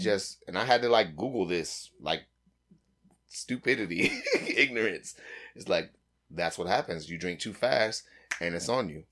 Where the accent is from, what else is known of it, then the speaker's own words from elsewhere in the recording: United States; I'm totally American.